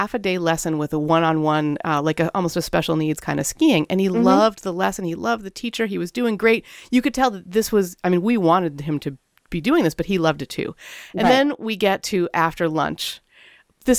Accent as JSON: {"language": "English", "country": "Canada", "tie": "born or raised there", "moved": "yes", "said": "I'm Canadian by birth."}